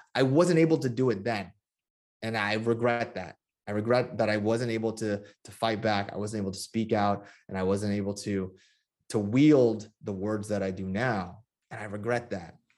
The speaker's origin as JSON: {"language": "English", "area": "Bay Area", "region": "California", "country": "United States", "tie": "born or raised there", "said": "my hometown, um, in the Bay Area"}